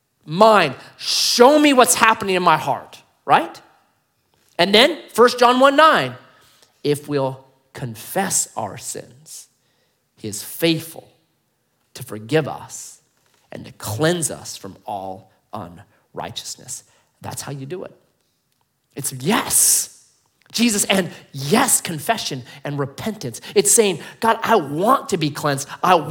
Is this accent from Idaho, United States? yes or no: no; Grants Pass, Oregon, United States; born there; I was born in Grants Pass, man. Born on 6th and G Street, right?